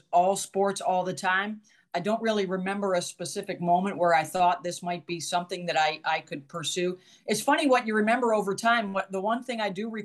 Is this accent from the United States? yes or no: yes; Syracuse, New York, United States; I grew up in Syracuse and always was a huge Syracuse fan